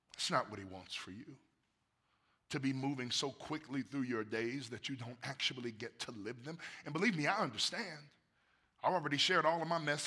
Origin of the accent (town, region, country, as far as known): United States